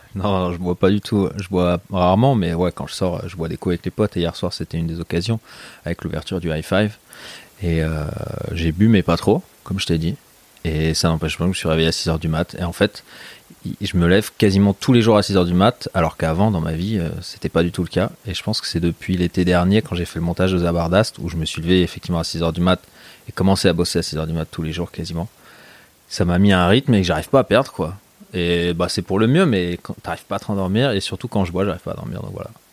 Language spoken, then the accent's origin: French; Meudon, Île-de-France, France; moved away as an adult; also born or lived in Lyon; je suis né à Lyon, mais j'ai grandi à Paris. Et euh, voilà, les 17 premières années de ma vie, j'étais collé à Paname. Quoi. Dans quel coin J'étais dans la banlieue de, Meudon